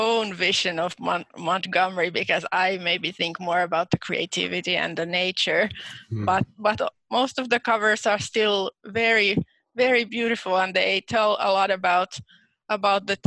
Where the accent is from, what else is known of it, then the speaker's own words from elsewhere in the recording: Finland; I'm from Finland, but I'm actually bilingual in Finnish and Swedish.